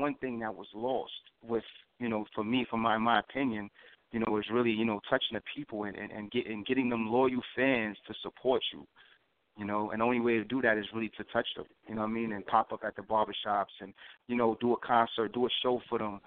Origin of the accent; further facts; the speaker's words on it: New York City, New York, United States; I came about in Harlem. I'm from Harlem